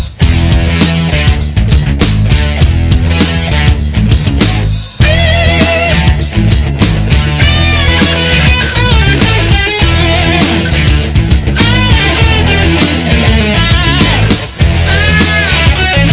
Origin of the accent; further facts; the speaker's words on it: Quincy, Massachusetts, United States; growing up in Quincy in the 1960s and 70s